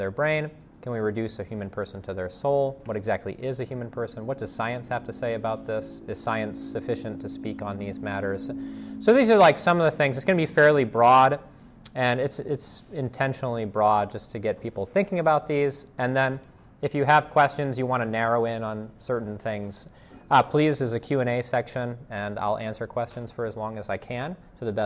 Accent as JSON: {"language": "English", "town": "Boston", "region": "Massachusetts", "country": "United States", "tie": "born or raised there", "also_born_or_lived": "Virginia / Indiana", "moved": "as an adult", "lives_now": "Greenville, United States", "said": "I grew up in the Boston area"}